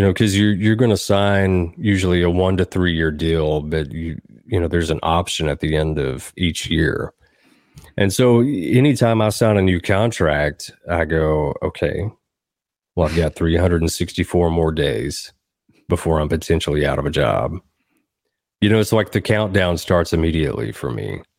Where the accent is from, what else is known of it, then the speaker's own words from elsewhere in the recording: Southern Middle Tennessee, United States; now in Nashville, United States; I grew up in Southern Middle Tennessee